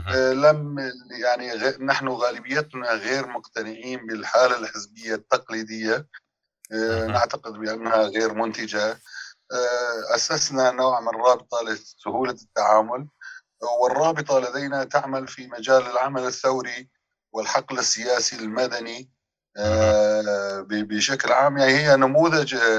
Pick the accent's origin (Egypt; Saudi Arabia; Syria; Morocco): Syria; من كوننا سوريين